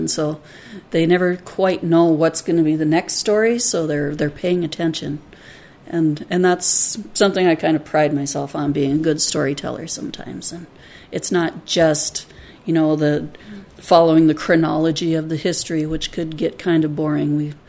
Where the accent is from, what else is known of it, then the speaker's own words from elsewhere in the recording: Grand Forks, North Dakota, United States; This is my hometown